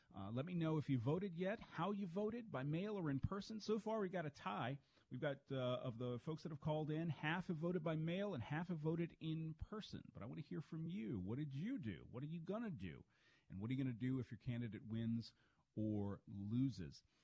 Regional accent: Charles County, Maryland, United States; my hometown down in Charles County, Maryland

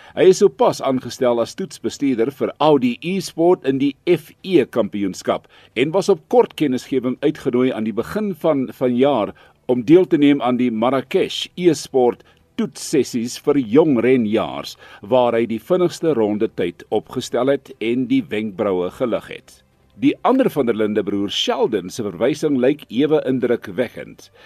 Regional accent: South Africa; ons Suid-Afrikaners

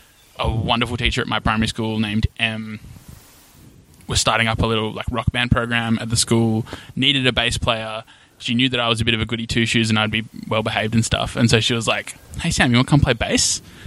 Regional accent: Perth, Western Australia, Australia; So I grew up in Sorrento and went to school there

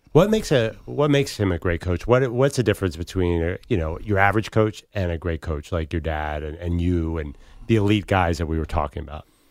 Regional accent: Philadelphia, Pennsylvania, United States; So I'm from Philadelphia

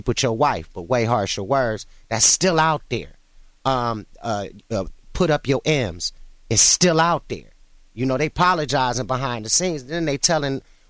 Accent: Cleveland, Ohio, United States; I was born in Ohio, and I was in and out of Cleveland throughout my childhood

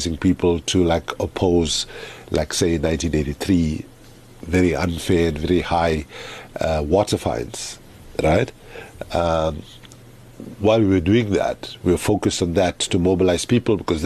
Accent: South Africa; moved away as an adult; also born or lived in Oxford; I left South Africa at the age of 22 in 1987 as a South African

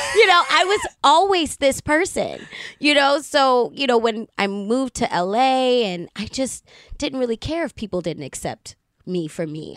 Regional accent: Baltimore, Maryland, United States; I'm from Baltimore City

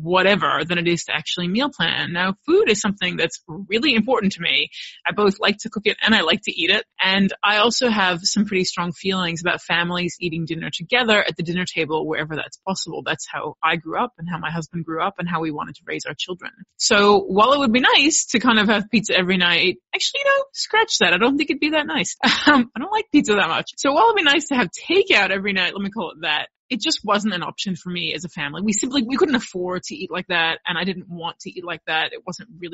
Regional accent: United States; moved away as an adult; now in Australia; while I am American, I did raise my kids here in Australia

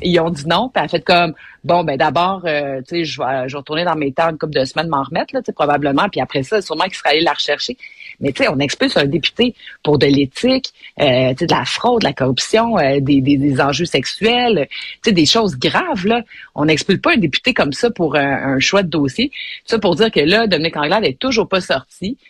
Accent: Montreal, Quebec, Canada; je suis une Montréalaise. j'ai, euh, je me suis frotté les genoux dans les ruelles de Montréal

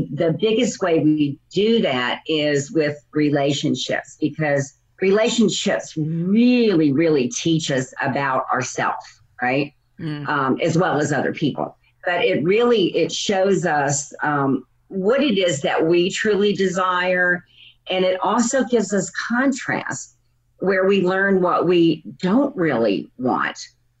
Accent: New Orleans, Louisiana, United States; now in Phoenix, United States; I'm originally from New Orleans, Louisiana, and now I live in Phoenix, Arizona

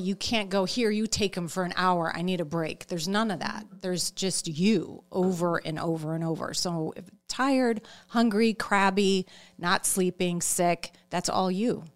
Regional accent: Chicago, Illinois, United States; I'm from Chicago, so it was in the burbs of Chicago

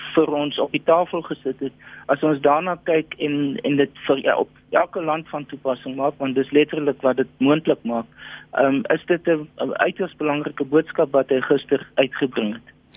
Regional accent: South Africa; ons as Suid-Afrikaners

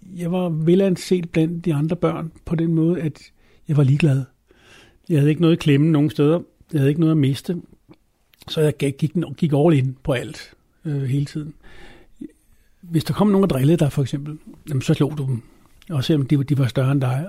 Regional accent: Copenhagen, Capital Region of Denmark, Denmark; now in Adderup, Denmark; jeg er født i København på Rigshospitalet øh, i 1962

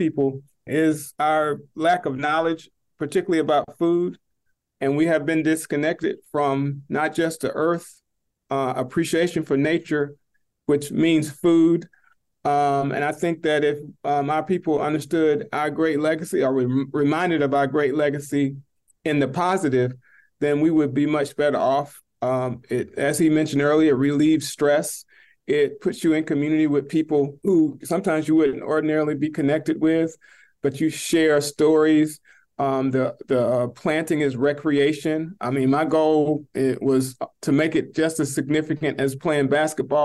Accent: Alabama, United States; moved away; I'm from Alabama. I grew up farming. I didn't grow up farming. I grew up working in my grandfather's garden

